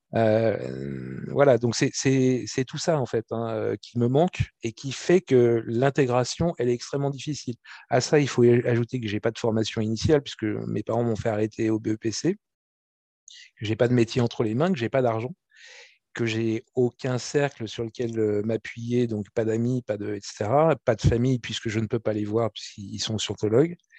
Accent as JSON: {"language": "French", "country": "France", "said": "je suis français"}